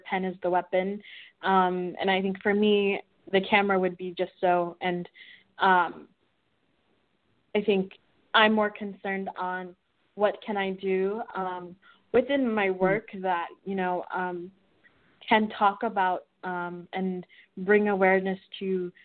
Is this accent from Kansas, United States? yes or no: yes; Wichita, Kansas, United States; moved away; also born or lived in Malawi (family origin); I'm a Malawi American, and I grew up in Wichita, Kansas